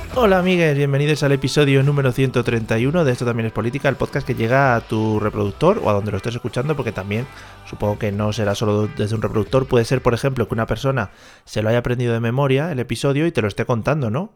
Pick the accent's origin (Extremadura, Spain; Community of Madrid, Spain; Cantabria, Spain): Community of Madrid, Spain; Madrid; siendo madrileño